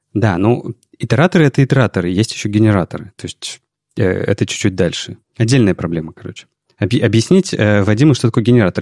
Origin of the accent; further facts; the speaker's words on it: Saint Petersburg, Russia; мы же петербуржцы